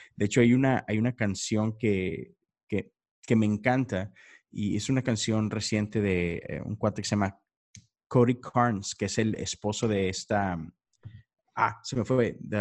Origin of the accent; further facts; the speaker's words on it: Monterrey, Nuevo León, Mexico; now in Houston, United States; yo estoy en, Houston, Texas, pero soy de Monterrey, México.